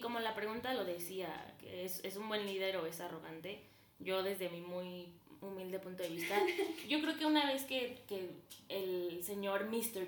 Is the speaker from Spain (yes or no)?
no; Celaya, Guanajuato, Mexico; también tengo 19 años y soy de Celaya, Guanajuato